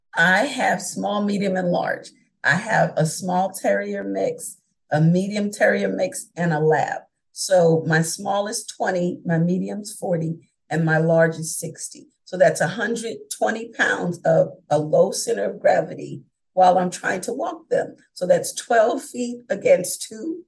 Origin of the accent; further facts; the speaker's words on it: New York, United States; moved away; also born or lived in Philadelphia area, Pennsylvania; I'm originally from New York. Uh, I went to high school outside of Philadelphia